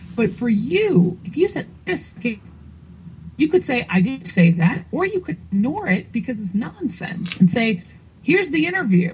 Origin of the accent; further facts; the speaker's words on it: New York City, New York, United States; I'm from New York City